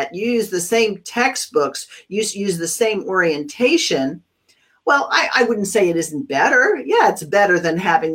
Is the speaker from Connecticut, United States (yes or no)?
no; California, United States; I'm a Californian